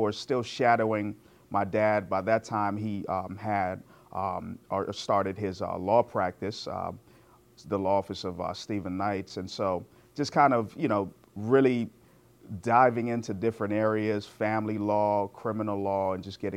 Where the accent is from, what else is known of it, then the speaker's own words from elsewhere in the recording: Guyana; now in United States; I was born in Guyana, which is in South America.